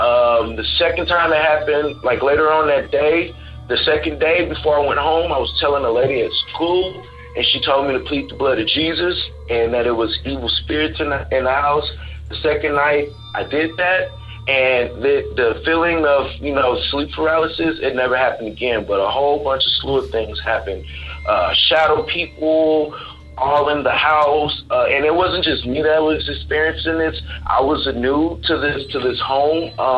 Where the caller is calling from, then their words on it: Texas, United States; I'm calling from Texas.